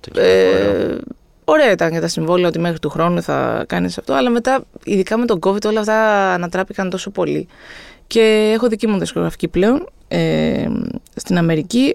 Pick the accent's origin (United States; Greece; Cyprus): Greece; είμαι από Ελλάδα